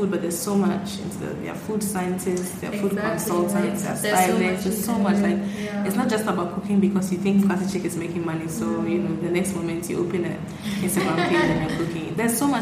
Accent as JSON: {"language": "English", "area": "Madina and Adenta", "region": "Greater Accra", "country": "Ghana", "tie": "born or raised there", "said": "I grew up at between Medina and Adenta"}